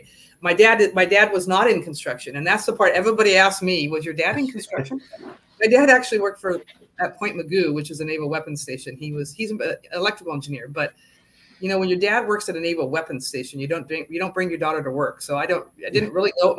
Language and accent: English; California, United States; I grew up in California, and in California, everybody's full mechanical